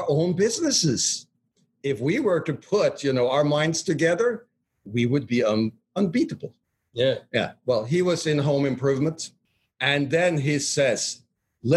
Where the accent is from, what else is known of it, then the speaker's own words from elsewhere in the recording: Norway; moved away; We're all Norwegians. So we formed the powerful company, Nor Partners, because we were Norwegian